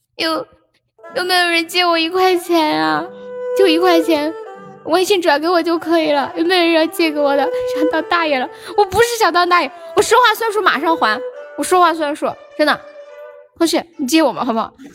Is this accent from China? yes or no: yes; Sichuan, China; 我们四川话